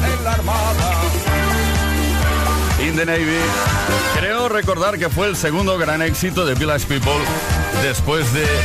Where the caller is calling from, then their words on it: Seville, Andalusia, Spain; Hola, buenas tardes, Tony. … de Sevilla.